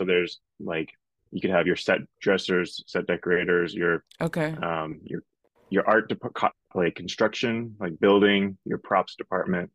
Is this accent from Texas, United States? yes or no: yes; Texas, United States; now in Arizona, United States; I'm originally from Texas. I live now in Arizona.